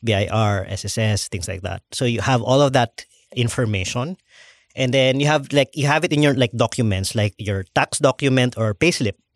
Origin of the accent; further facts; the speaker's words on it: Philippines; I'm the Filipino